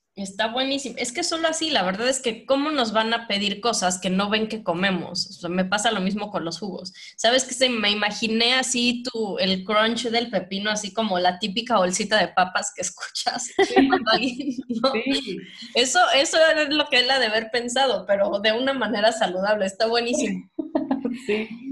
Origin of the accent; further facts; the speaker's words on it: Mexico; moved away; Yo soy el promedio mexicano que redondeado mide 1,60